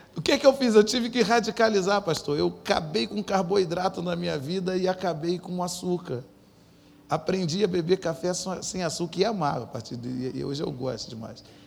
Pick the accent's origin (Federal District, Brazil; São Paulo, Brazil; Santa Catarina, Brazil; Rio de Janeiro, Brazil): Rio de Janeiro, Brazil; Nova Iguaçu; moved away; Então eu vim desse lugar, eu, eu, eu vim de uma família pobre, de um lugar pobre, de um lugar pobre, violento e debilidade.